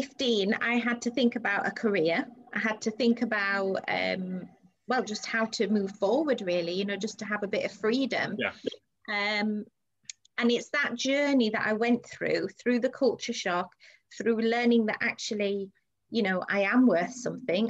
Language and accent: English; Saudi Arabia; moved away; I grew up in Saudi Arabia